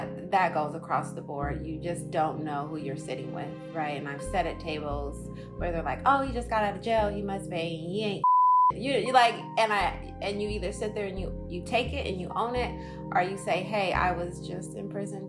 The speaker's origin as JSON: {"language": "English", "town": "Oakland", "region": "California", "country": "United States", "said": "I'm from Oakland."}